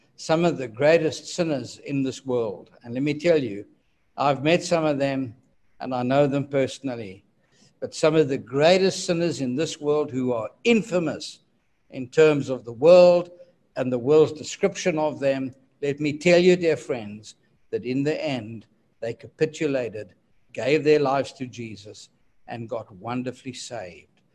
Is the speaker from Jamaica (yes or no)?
no; South Africa; my birth country, which is South Africa. His head office was just a few miles from my hometown